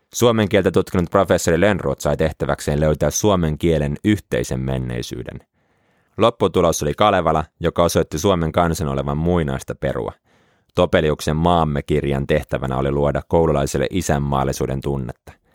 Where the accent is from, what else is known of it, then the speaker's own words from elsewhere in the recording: Helsinki, Uusimaa, Finland; now in Jyväskylä, Finland; Pelasin pienempänä jalkapalloa ja asuin Helsingin Pikkuopalahdessa